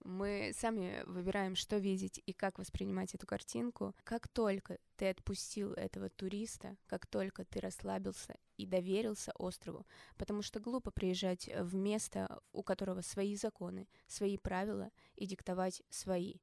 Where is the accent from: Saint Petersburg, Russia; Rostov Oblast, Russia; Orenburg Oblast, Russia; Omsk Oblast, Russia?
Omsk Oblast, Russia; Omsk; moved away; also born or lived in Moscow / Bali; я из Омска